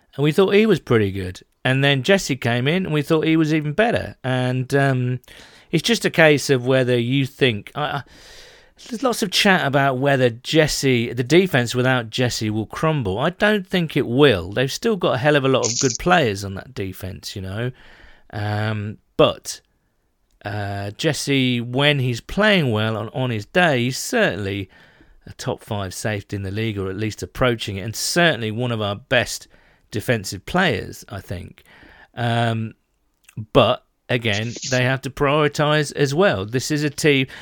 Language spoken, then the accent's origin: English; United Kingdom; we Brits